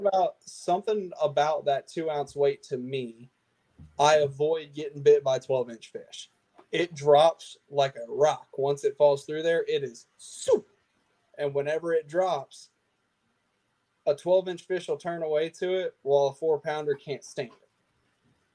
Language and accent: English; Lake Murray, South Carolina, United States; Lake Murray has a ton of grass in it, right in my hometown